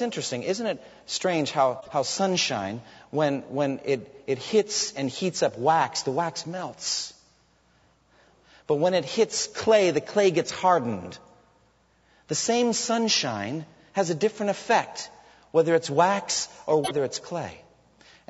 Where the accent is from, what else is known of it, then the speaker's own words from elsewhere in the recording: United States; as American Christians who live in a land flowing with milk and honey